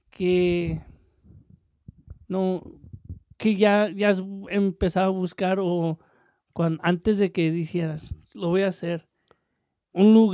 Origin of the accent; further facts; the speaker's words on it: Mexico; uno viene de México, yo, y no sé muy bien el inglés